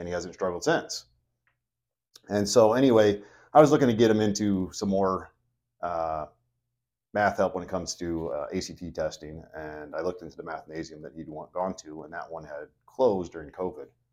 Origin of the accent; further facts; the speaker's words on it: Elkhorn, Nebraska, United States; I'm actually from Elkhorn. I have lifetime resident.